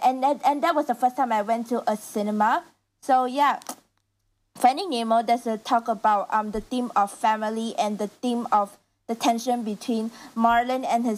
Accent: Malacca City, Malacca, Malaysia; moved away; my hometown, Malacca.

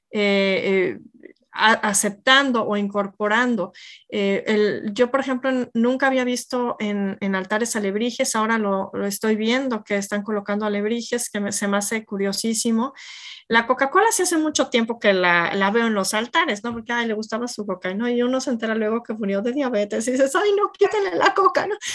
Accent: Mexico; como mexicanos no podemos dejar de comer, este, del taquito a la tole a todo, ¿verdad?

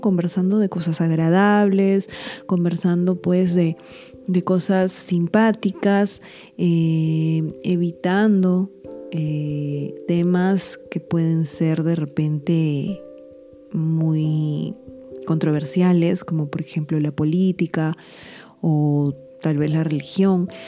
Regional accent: Lima, Peru; en mi país, en Lima, Perú

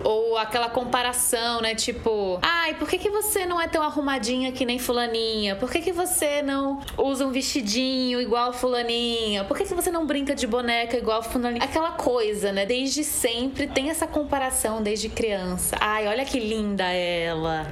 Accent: Recife, Pernambuco, Brazil; sou atriz, sou cantora, tenho 31 anos, sou de Recife

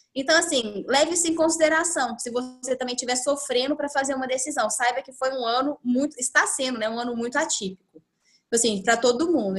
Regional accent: Uberaba, Minas Gerais, Brazil; moved away as an adult; now in Ribeirão Preto, Brazil; eu sou de Uberaba, era uma coisa que era legal pra mim. Ficar próximo da minha família

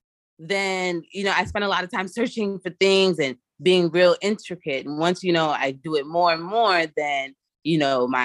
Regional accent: New York, United States; I'm from America. I'm from New York

